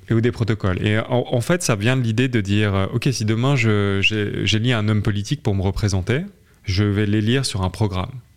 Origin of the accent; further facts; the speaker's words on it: southern France, France; je viens de, je suis français. j'ai fait mes études dans le sud de la France